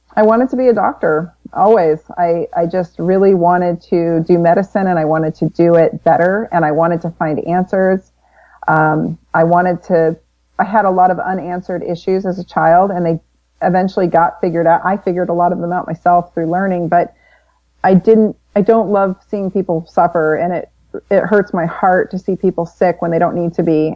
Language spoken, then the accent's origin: English; Florissant, Missouri, United States; I was born in St. Louis, Missouri. Well, Florissant, Missouri, just outside of St. Louis, so in the Midwest.